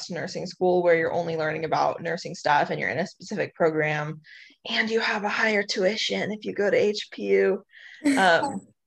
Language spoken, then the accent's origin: English; Arizona, United States; moved away as an adult; also born or lived in Flagstaff, Arizona; now in Hawaii, United States; I grew up in Arizona.